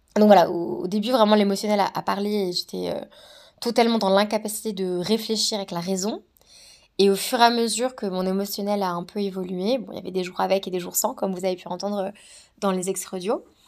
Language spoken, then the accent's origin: French; Savoie, Auvergne-Rhône-Alpes, France; moved away as an adult; also born or lived in New Zealand; je viens de la Savoie, c'est juste magnifique.